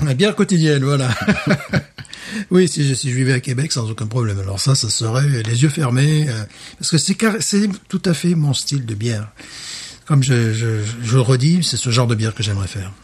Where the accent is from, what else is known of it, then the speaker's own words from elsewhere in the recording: Alès, Occitania, France; moved away; ma ville natale, à Alès